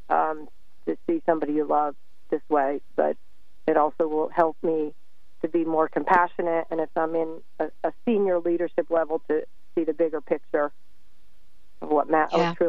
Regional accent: New York, United States; I always listen to you. I'm a transplant from New York.

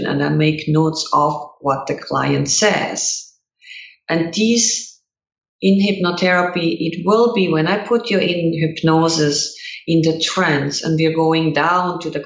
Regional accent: Switzerland; English is a second language; moved away as an adult; now in United States; growing up in Switzerland

